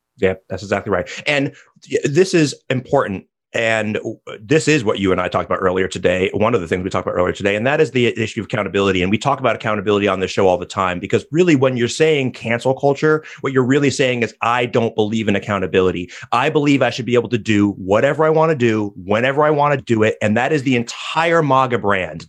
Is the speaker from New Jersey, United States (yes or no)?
yes; New Jersey, United States; my home state of New Jersey